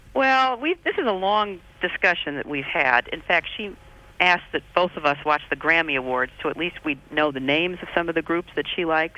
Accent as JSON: {"language": "English", "region": "Midwest", "country": "United States", "tie": "born or raised there", "said": "I grew up in the Midwest"}